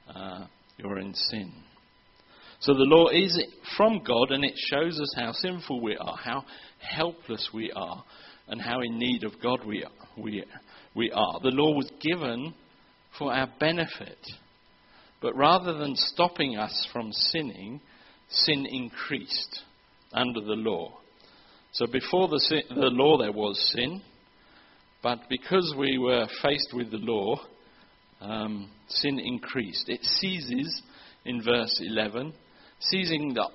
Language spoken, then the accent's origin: English; England, United Kingdom; moved away; I'm from England